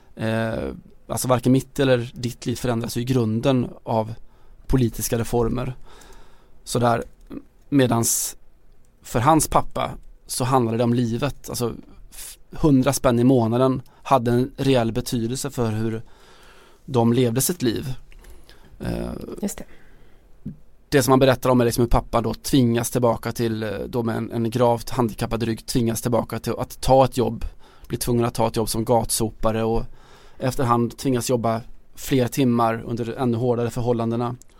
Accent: Sweden; som svensk

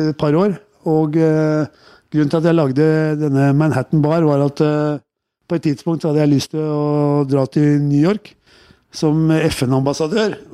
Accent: Oslo, Norway; I oppveksten min på Tøyen, altså, jeg vil jo si det at det, eh, det er veldig viktig å liksom eh

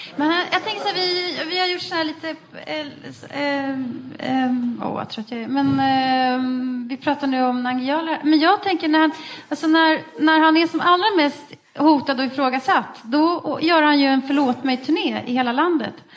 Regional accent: Västerås, Västmanland, Sweden; vi kommer eh, från Västeråsare båda två

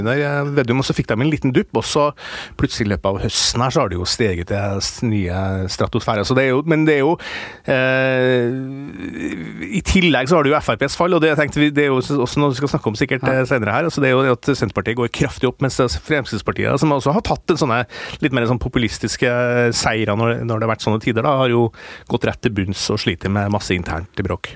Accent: Steinkjer, Trøndelag, Norway; moved away; min hjemby, eh, gamle hjemby Steinkjer

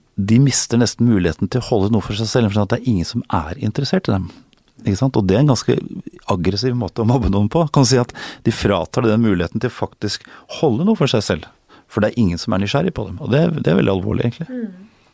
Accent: Norway; moved away as an adult; also born or lived in United States; Og noen ganger som nordmann

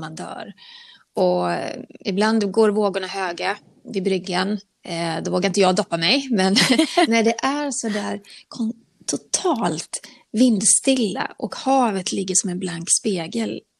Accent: Borås, Västra Götaland, Sweden; jag är inte född i Borås, men jag är uppvuxen delvis i, i Borås

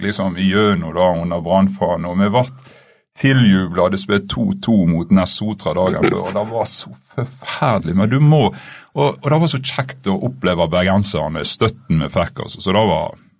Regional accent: Stanghelle, Vestland, Norway; moved away; jeg er alltid fra Stanghelle

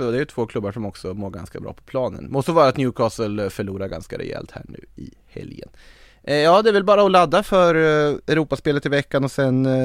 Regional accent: Sweden

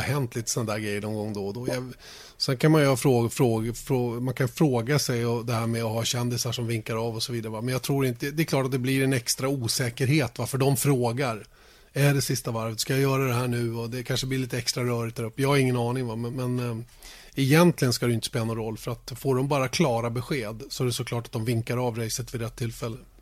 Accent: Sweden; vi som svenskar

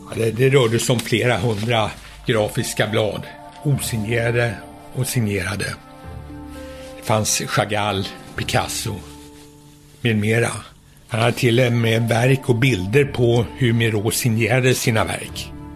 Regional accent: Sweden; jag var svensk

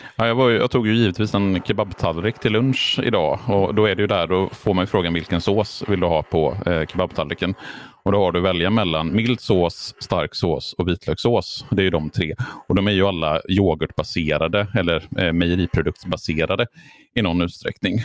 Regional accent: Borås, Västra Götaland, Sweden; jag åt kebab när jag växte upp i Borås på den lokala pizzerian

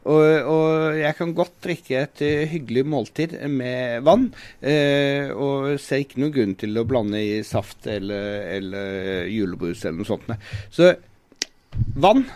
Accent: Sørlandet, Southern Norway, Norway; Jeg er jo sørlending

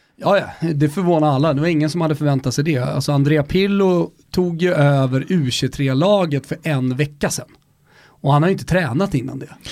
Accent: Stockholm, Stockholm County, Sweden; vi är från Stockholm

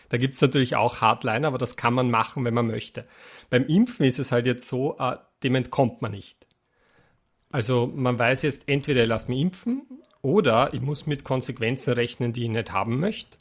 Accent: Austria

